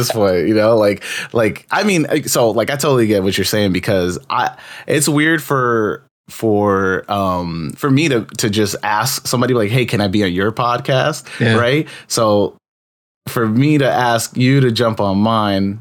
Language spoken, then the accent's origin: English; New York, United States; I'm a New York native